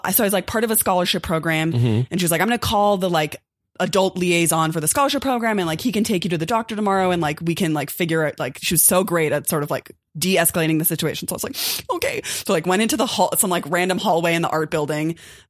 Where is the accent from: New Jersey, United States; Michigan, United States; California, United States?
California, United States; Los Angeles; also born or lived in New Orleans; So I grew up in Los Angeles. I grew up in Koreatown. And I got a scholarship to attend Tulane University in New Orleans. And I had never spent time in the South.